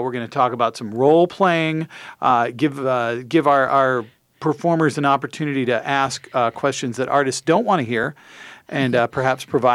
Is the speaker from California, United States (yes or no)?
no; St. Paul, Minnesota, United States; I was born in St. Paul. I've been in St. Paul for most of my life.